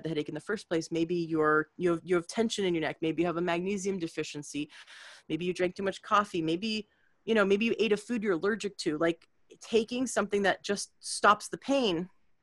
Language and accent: English; Canada; now in United States; I was new to the States. I'm from Canada and I live here now for a long time.